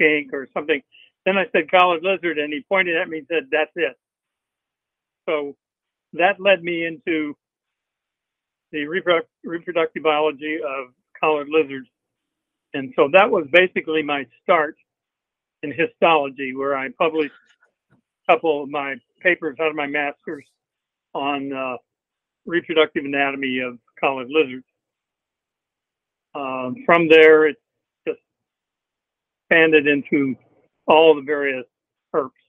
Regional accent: Arkansas Ozarks, United States; also born or lived in St. Louis, Missouri / Fayetteville, Arkansas; I was born in St. Louis, moved out of St. Louis when I was 7. To the Arkansas Ozarks, and my parents bought a resort there

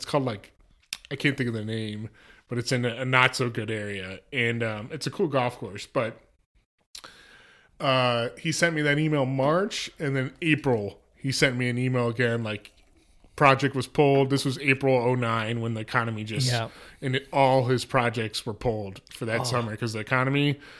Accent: Carmel, Indiana, United States; Well, I grew up in Carmel, Indiana, which is north suburb of Indianapolis.

